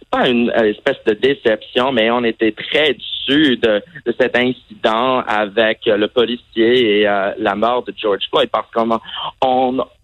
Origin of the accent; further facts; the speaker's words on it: Saudi Arabia; also born or lived in Vermont, United States; En fait, j'ai grandi à l'étranger et euh, en fait, j'ai grandi en Arabie Saoudite, mais malheureusement, je n'avais pas l'occasion d'apprendre l'arabe.